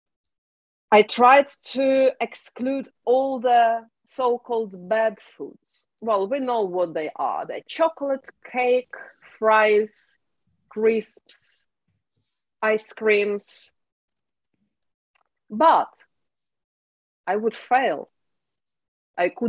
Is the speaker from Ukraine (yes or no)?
yes; Ukraine; moved away as an adult; now in United Kingdom; Originally, I'm from Ukraine